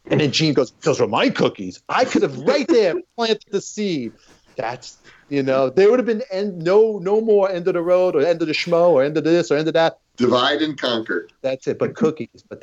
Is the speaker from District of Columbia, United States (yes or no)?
no; New York City, New York, United States; I grew up in Brooklyn, in Canarsie. And then later on, I lived in a place, Patagit 2 in Canarsie.